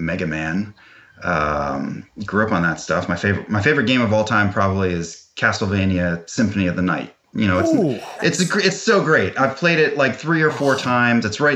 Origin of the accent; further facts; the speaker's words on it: Weehawken, New Jersey, United States; I'm from Weehawken, which is right next to Hoboken